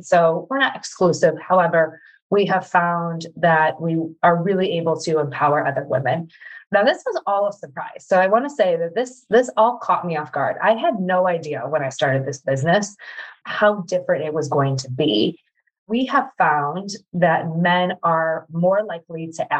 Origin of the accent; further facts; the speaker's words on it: Midwest, United States; I am a mama from the Midwest.